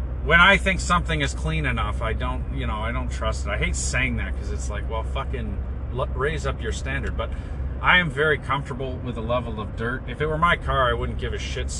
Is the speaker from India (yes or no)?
no; Brampton, Ontario, Canada; I was born in Brampton